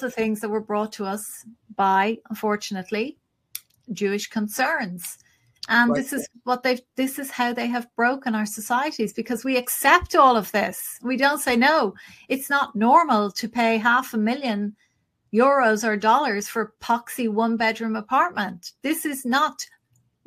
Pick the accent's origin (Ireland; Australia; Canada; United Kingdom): Ireland; as Irish people